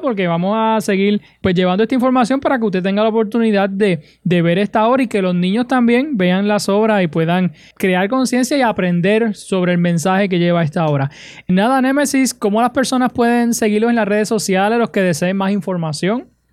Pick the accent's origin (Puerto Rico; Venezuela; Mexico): Puerto Rico